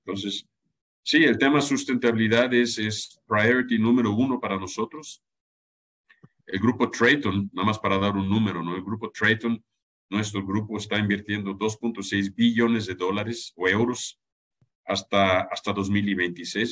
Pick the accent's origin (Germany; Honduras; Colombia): Germany; now in Mexico; yo soy alemán